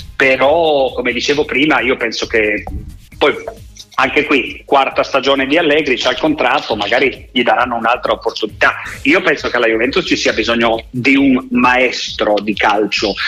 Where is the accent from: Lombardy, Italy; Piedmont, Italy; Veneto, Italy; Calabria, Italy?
Piedmont, Italy; Turin; io sono torinese